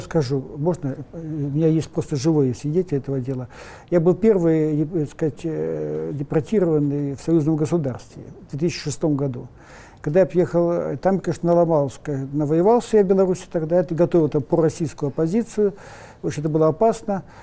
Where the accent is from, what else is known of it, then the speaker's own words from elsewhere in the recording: Russia; Мы родились в России, тут тоже масса проблем. Но мы же не бежим отсюда